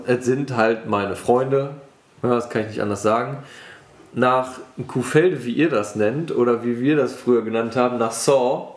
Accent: Wermelskirchen, North Rhine-Westphalia, Germany; ich komme aus dem Bergischen, aus Wermelskirchen.

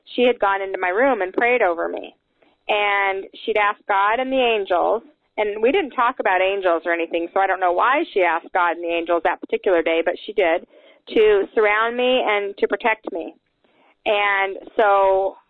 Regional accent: Salt Lake City, Utah, United States; I was raised in Salt Lake City, Utah

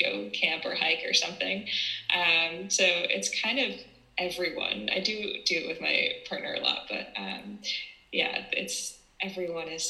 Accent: East Coast of the United States, United States; now in San Francisco, United States; I'm from San Francisco, California, originally from the East Coast of the United States

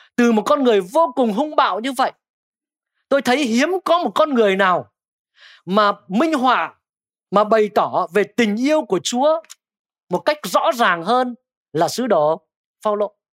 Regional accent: Thái Bình, Vietnam; now in Hanoi, Vietnam; quê tôi ở Thái Bình

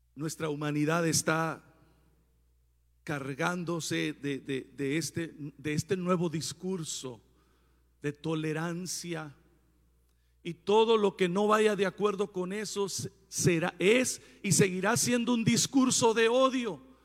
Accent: Puerto Peñasco, Sonora, Mexico; moved away; En mi tierra natal, Puerto Peñasco, donde Dios vive

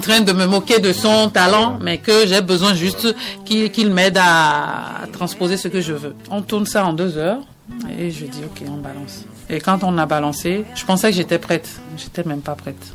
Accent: Lomé, Maritime, Togo; moved away; also born or lived in Benin; À Lomé, dans mon quartier à Kodjoviakopé

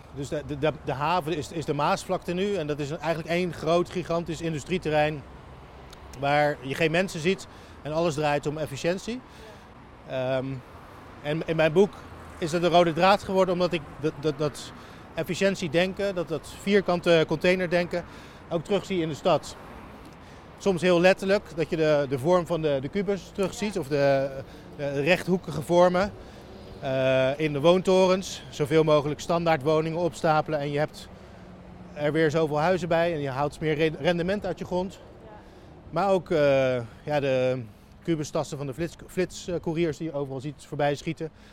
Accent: Rotterdam, South Holland, Netherlands; moved away as an adult; also born or lived in Leiden / Amsterdam / The Hague / United States; ik ben hier opgegroeid en geboren en getogen in Rotterdam Overschie

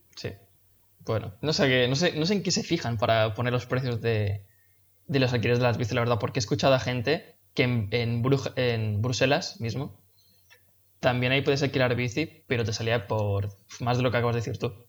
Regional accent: Spain; also born or lived in Mallorca; como somos españoles

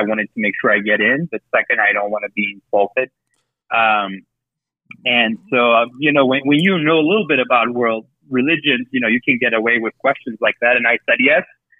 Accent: Yerevan, Armenia; moved away as an adult; now in Colorado, United States; I was born in Yerevan to a family of genocide survivors on my dad's side. Direct roots on the father's side are in Urfa.

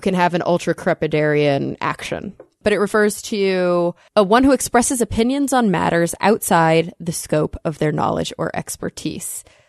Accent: Plano, Texas, United States; That's my hometown

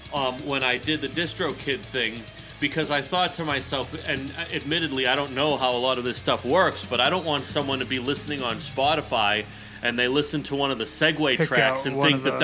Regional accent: Revere, Massachusetts, United States; I grew up in Revere.

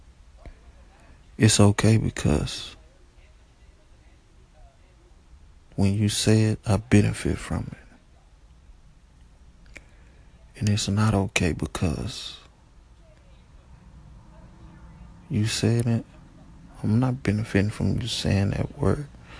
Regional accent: United States; I was born in America. I'm an American

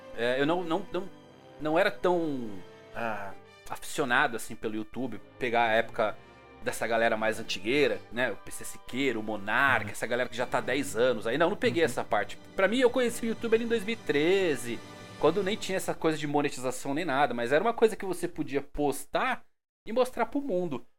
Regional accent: São Bernardo do Campo, São Paulo, Brazil; sou de São Bernardo do Campo, São Paulo

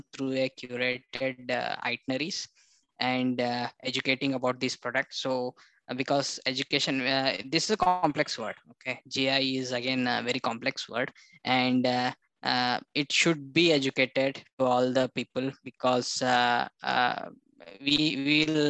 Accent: Bidar, Karnataka, India; I born and brought up in Bidar. It's one of the small city

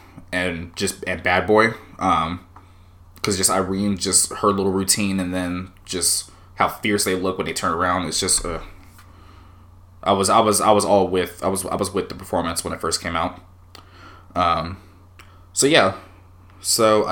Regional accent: United States; as an American

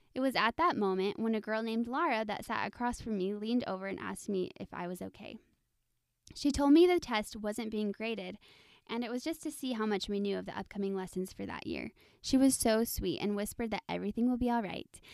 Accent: Texas, United States; moved away as an adult; also born or lived in Idaho / Utah; now in Arizona, United States; I am from Texas, so yes, Southern Belles

